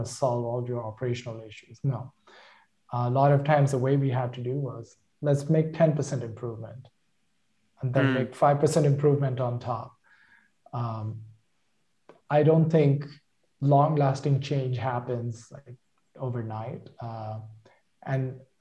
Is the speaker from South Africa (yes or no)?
no; India; moved away as an adult; now in United States; my hometown back in India